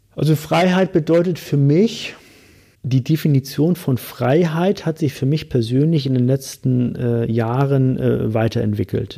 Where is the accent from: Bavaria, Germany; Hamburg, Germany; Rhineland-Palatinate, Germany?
Hamburg, Germany; ich komme aus Hamburg